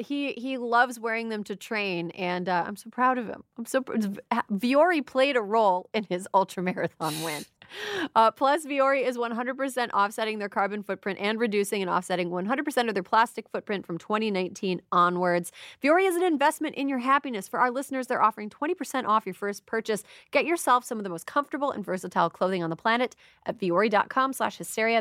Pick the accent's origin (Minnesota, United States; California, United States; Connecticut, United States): Minnesota, United States; Minnesota–Wisconsin border region, United States; I'm from the Minnesconsin region, right between, uh, Minnesota and Wisconsin